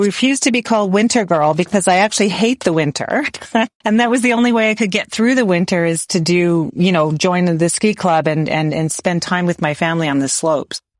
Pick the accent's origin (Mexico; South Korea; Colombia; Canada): Canada; Waterloo, Ontario; I grew up in Waterloo, which is landlocked